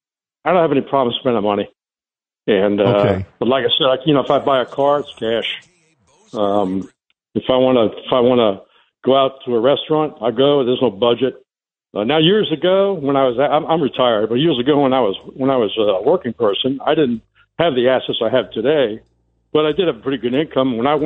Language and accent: English; New York City, New York, United States; now in Galveston, United States; as a transplanted Bronxite, I certainly understand the difference in cost of living between East Coast and certainly where I am in South Texas.